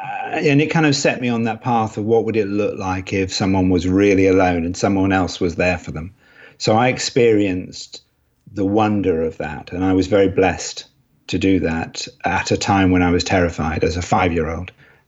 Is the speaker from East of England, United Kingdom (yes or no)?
yes; Cambridge, East of England, United Kingdom; born there; also born or lived in Edinburgh / London / Los Angeles; now in Nottingham, United Kingdom; Yes, I was born in Cambridge, then lived in Edinburgh, then lived in London, then went out to Los Angeles, and then ended up in Nottingham, the land of Robin Hood.